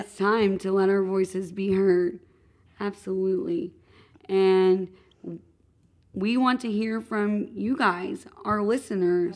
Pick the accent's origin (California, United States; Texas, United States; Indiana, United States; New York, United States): Indiana, United States; Madison; I grew up in Madison, Indiana, which is, I do have to say, a stunning town